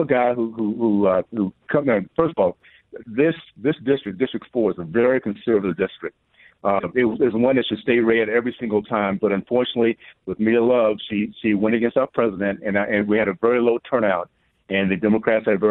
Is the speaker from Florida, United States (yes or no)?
yes; Tallahassee, Florida, United States; I grew up in the Deep South 60s in Tallahassee, Florida